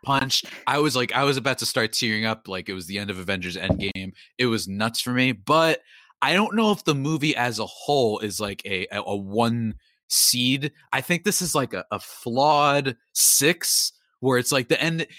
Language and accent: English; New Jersey, United States; I'm from New Jersey